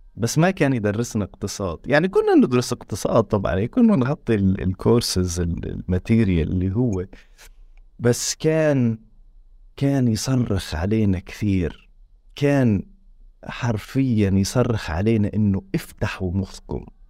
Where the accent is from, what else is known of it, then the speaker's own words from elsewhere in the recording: Tulkarm, West Bank, Palestine; احنا دارنا في طول كرم جنب المخيم